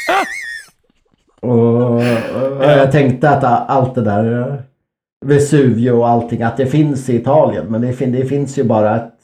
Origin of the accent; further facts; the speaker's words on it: Örsundsbro, Uppsala County, Sweden; i Örsundsbro där jag växte upp